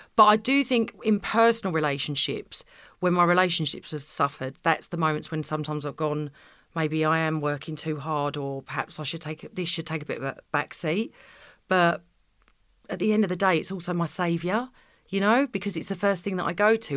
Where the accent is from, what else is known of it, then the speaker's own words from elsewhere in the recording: Essex, East of England, United Kingdom; I'm from Essex